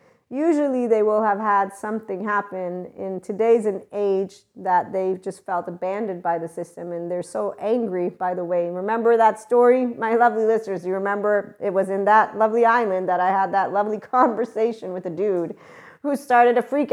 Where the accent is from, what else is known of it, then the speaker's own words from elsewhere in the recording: United States; Being that I am an American, was raised in a military environment.